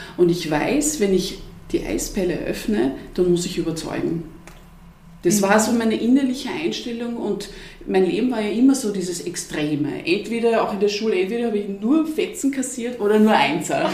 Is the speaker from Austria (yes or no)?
yes; Vienna, Austria; ich bin ja Wienerin